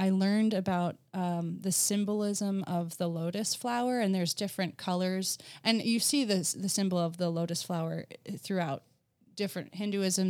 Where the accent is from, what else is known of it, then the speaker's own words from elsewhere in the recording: New Jersey, United States; moved away as an adult; also born or lived in Virginia / upstate New York; I grew up in New Jersey, so just last weekend I was at the Jersey Shore